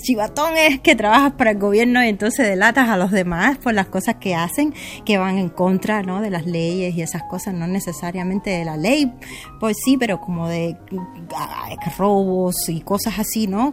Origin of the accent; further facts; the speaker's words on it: Cuba; moved away as an adult; also born or lived in China / Kenya / Mexico; now in Canada; salí de Cuba a los veinte años, pero después di mis paseitos por el mundo. Eh, las aventuras me llevaron a China, Kenia, México, y me instalé en Canadá en el dos mil cinco